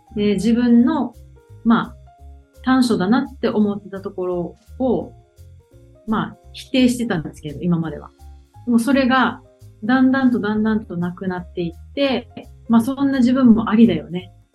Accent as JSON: {"language": "Japanese", "region": "Okinawa", "country": "Japan", "tie": "born or raised there", "said": "沖縄出身ということもありますし"}